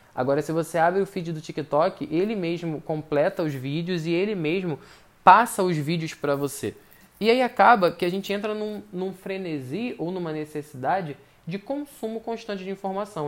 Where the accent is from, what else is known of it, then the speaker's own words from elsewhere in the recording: Brazil; eu, pelo menos como brasileiro